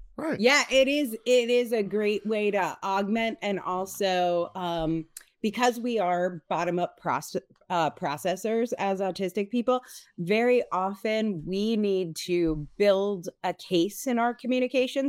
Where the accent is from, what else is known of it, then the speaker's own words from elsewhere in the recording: Connecticut, United States; being Italian American, growing up in Connecticut